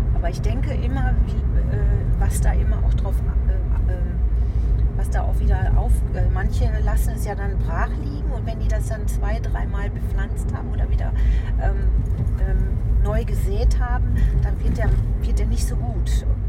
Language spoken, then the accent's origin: German; Lüdinghausen, North Rhine-Westphalia, Germany; moved away; ich bin ja auch in Seppenrade groß geworden